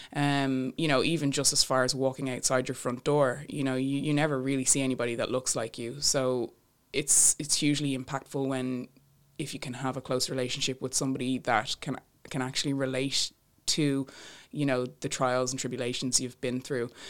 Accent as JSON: {"language": "English", "town": "Bray", "region": "Leinster", "country": "Ireland", "tie": "born or raised there", "said": "my hometown in Bray"}